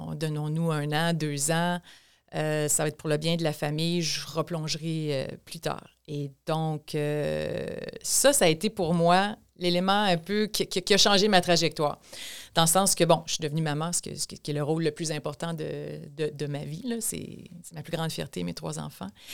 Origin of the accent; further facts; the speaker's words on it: Thetford Mines, Quebec, Canada; moved away as an adult; also born or lived in Montreal; je suis née à Tedford Mines, donc dans la région de Chaudière-Appalaches